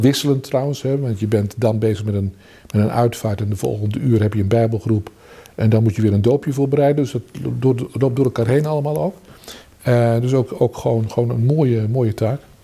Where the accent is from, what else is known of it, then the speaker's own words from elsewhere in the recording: Vianen, Utrecht, Netherlands; moved away as an adult; also born or lived in Groningen; now in 's-Hertogenbosch, Netherlands; Ik had in mijn geboorteplaats in Vianen, dus was ik al als tiener lid van een ecumenische studentengroep, bijbelgroep.